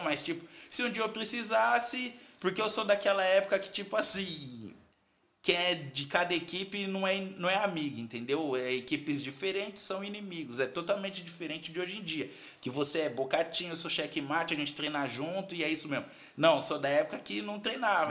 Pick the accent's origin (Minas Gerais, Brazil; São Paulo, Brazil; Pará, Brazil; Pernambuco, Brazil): São Paulo, Brazil; Carapicuíba; moved away as an adult; also born or lived in China; sou da Coab de Carapicuíba, lá da Coab do, Coab do Netinho